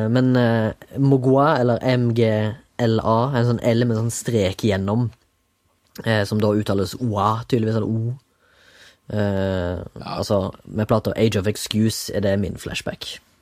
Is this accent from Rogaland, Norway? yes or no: yes; Haugesund, Rogaland, Norway; now in Oslo, Norway; fra Haugesund. Sitter på Majorstua